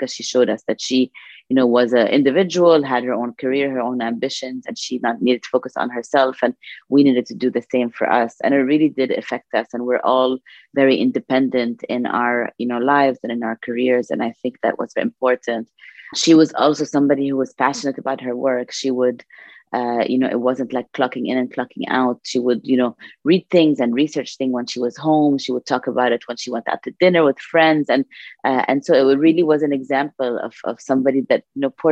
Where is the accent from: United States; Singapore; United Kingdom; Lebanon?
Lebanon; Beirut, Beirut Governorate; We're four girls in the house. And we grew up in Lebanon